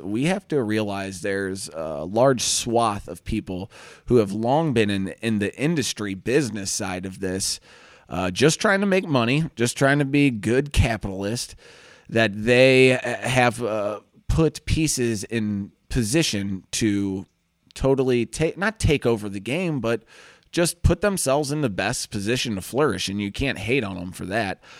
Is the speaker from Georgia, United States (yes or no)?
no; St. Louis, Missouri, United States; I'm from Saint Louis